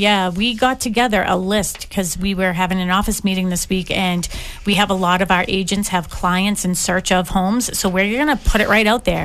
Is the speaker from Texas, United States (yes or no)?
no; Boston, Massachusetts, United States; I grew up in Dorchester Ave